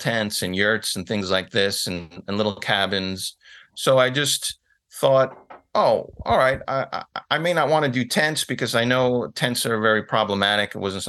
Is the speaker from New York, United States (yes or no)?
yes; New York City, New York, United States; I was born in the Bronx, grew up in the city. My dad worked in the city. My mom worked in the city.